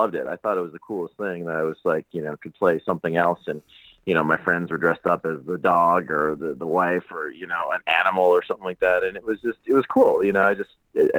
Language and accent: English; Saskatoon, Saskatchewan, Canada; I'm actually from a small town in the middle of Canada called Saskatoon